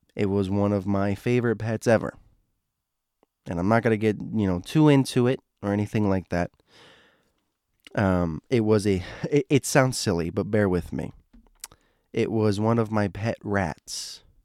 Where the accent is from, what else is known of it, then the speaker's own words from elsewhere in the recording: Florida, United States; I'm from Florida